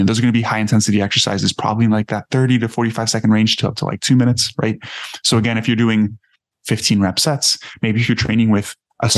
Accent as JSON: {"language": "English", "town": "Miami", "region": "Florida", "country": "United States", "tie": "born or raised there", "said": "I grew up in Miami"}